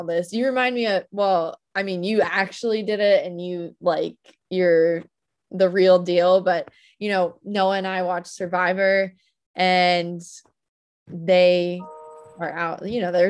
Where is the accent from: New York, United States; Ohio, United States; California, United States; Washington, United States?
New York, United States; Peekskill; now in Long Island, United States; I am from Peekskill, New York, is where I was raised